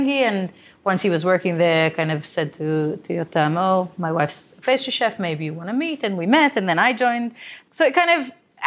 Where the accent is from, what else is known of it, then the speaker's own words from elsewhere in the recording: Israel; We're both from Israel